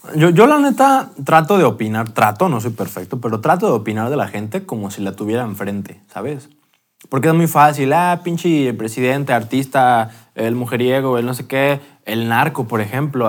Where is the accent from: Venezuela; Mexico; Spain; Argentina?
Mexico